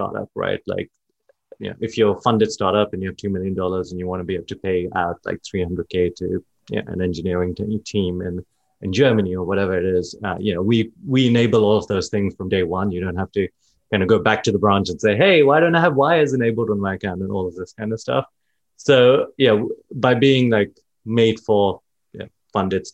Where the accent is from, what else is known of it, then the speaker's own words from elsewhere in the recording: London, United Kingdom; moved away as an adult; now in San Francisco, United States; I grew up in London. Then I moved to San Francisco